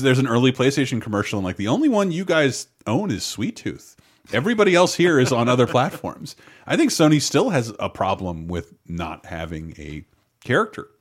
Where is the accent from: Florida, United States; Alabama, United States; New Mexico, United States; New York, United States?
Florida, United States; Tallahassee; when I was growing up in Tallahassee, Florida